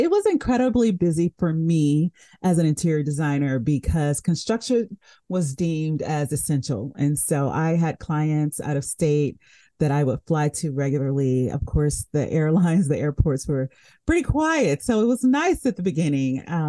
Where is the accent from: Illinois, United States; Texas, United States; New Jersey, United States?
Texas, United States; Houston; also born or lived in San Diego, California; now in Omaha, United States; I was born in Houston, Texas, and I love Houston. I get back there as often as I can.